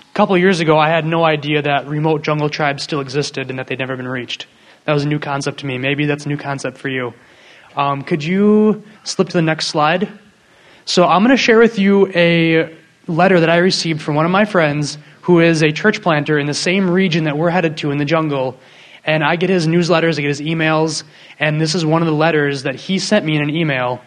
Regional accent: Waukesha, Wisconsin, United States; also born or lived in Southern California; I'm from Wisconsin. I grew up in Waukesha, near Milwaukee.

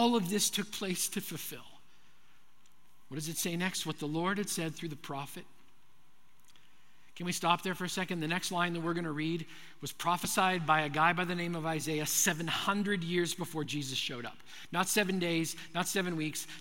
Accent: Manitoba, Canada; I grew up in Manitoba, Canada

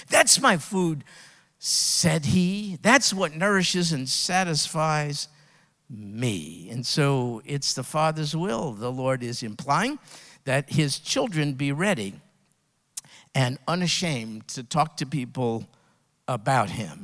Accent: United States; I was raised in America

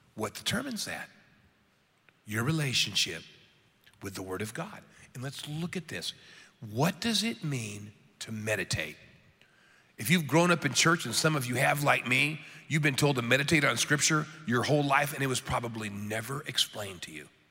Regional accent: United States; I'm an American

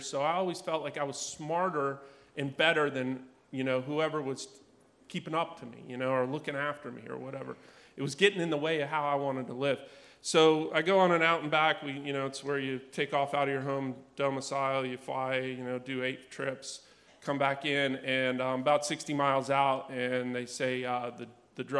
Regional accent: Outer Banks, North Carolina, United States; And I grew up on the Outer Banks in North Carolina.

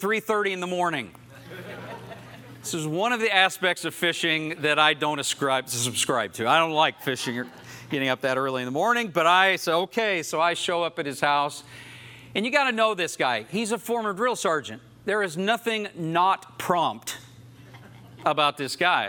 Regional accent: Oklahoma, United States; I grew up in Oklahoma

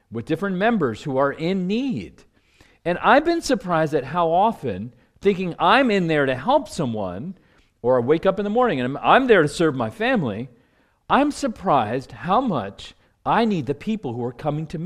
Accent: Washington, District of Columbia, United States; you know, I come from Washington, D.C.

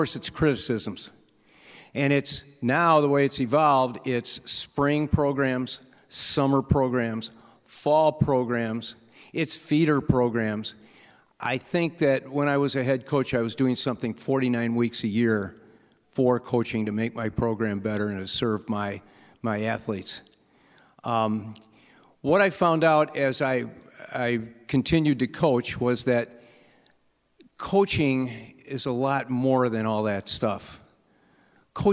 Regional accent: Park Ridge, Illinois, United States; I grew up in Park Ridge

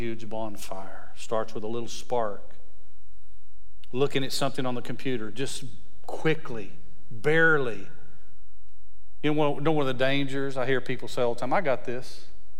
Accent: West Texas, United States; I grew up in West Texas

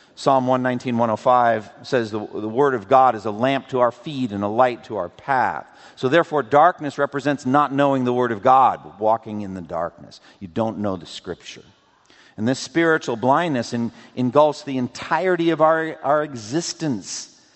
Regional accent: Framingham, Massachusetts, United States; when I was growing up in Boston, eastern Massachusetts. We would drive from my home in Framingham

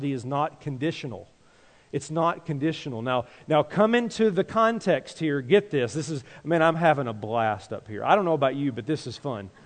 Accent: Tennessee, United States; moved away; I grew up in Tennessee.

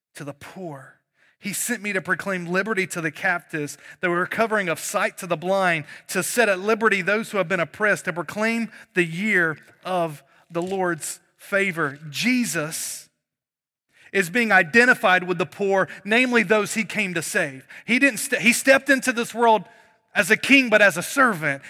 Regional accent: North Carolina, United States; moved away; I'm from North Carolina

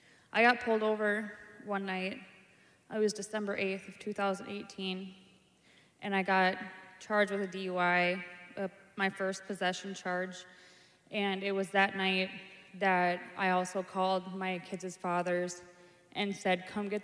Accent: Brainerd, Minnesota, United States; I'm from Brainerd, Minnesota.

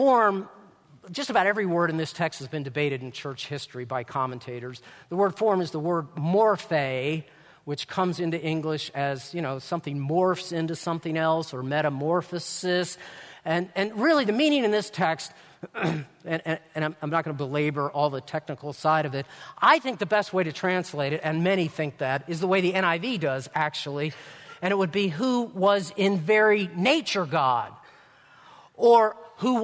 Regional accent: Maryland, United States; now in Indiana, United States; Don and I weren't born, but we grew up in Maryland

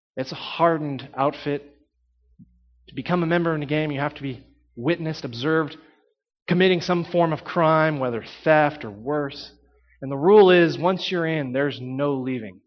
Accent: Texas, United States; I grew up in Texas

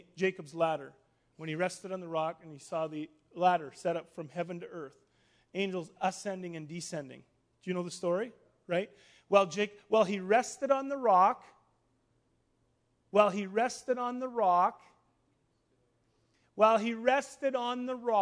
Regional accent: Star City, Saskatchewan, Canada; now in Winnipeg, Canada; I'm from Star City, Saskatchewan

